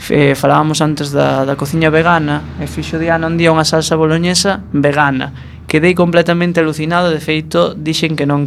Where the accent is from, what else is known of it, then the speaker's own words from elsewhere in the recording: Viveiro, Galicia, Spain; also born or lived in Ourol; now in A Coruña, Spain; nací no Concello de Ourol, mas vin en Viveiro, así, adolescencia.